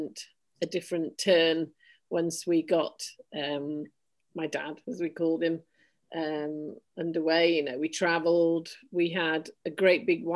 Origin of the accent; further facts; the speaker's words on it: Yorkshire and the Humber, United Kingdom; born there; I was born in Yorkshire in 1962 to a miner and a science teacher.